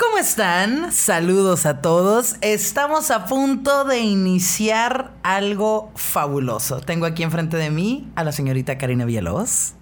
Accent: northern Mexico, Mexico; Soy una morra norteña de 33 años

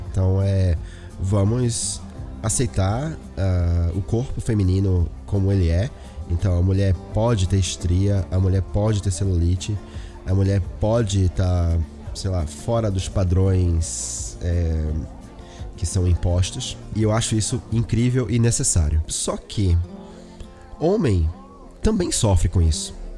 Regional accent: Olinda, Pernambuco, Brazil; moved away; eu sou de Pernambuco, né? De Olinda, Recife

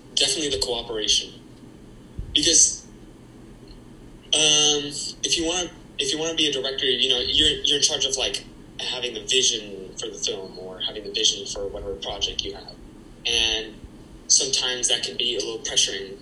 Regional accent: Miami, Florida, United States; also born or lived in New York, United States / Argentina; I was born in New York, uh, but my family's Argentinian, and like almost immediately after I was born, uh, I moved back to Argentina. When I was seven, I moved to Miami

